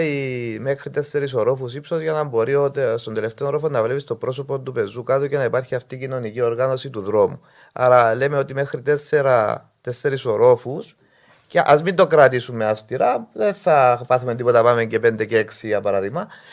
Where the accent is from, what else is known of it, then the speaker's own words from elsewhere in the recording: Limassol, Limassol District, Cyprus; Εγώ ε, γεννήθηκα στη Λεμεσό, μεγάλωσα και έζησα το μόλο τη Λεμεσού